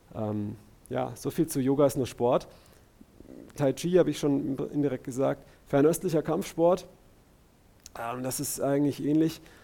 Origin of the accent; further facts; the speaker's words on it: Karlsruhe, Baden-Württemberg, Germany; bei uns in Karlsruhe